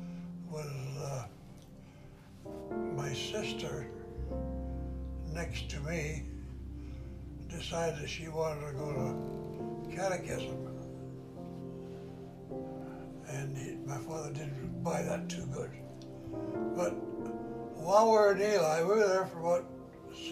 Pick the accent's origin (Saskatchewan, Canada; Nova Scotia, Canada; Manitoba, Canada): Manitoba, Canada; I grew up in many little towns in Manitoba.